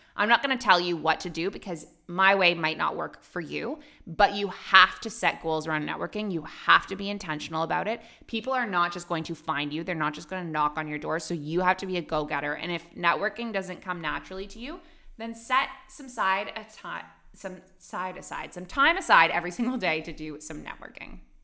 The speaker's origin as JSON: {"language": "English", "country": "Canada", "also_born_or_lived": "Dubai, United Arab Emirates / Abu Dhabi, United Arab Emirates", "moved": "as an adult", "lives_now": "Bali, Indonesia"}